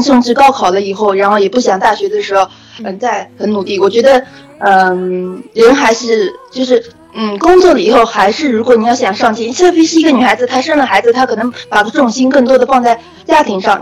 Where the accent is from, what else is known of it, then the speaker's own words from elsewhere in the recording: Suzhou, Jiangsu, China; also born or lived in Nanjing; 其实我是苏州的